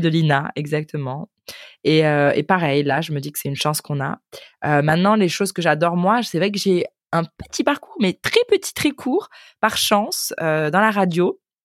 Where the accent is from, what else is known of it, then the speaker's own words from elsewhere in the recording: United States; French is a second language; now in Germany; je viens des États-Unis, mais en ce moment j'habite en Allemagne